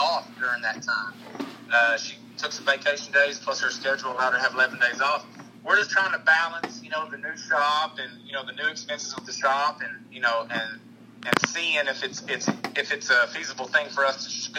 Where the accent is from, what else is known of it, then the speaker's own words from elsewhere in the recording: Arkansas, United States; in Arkansas, we have Arkansas School for the Deaf and Blind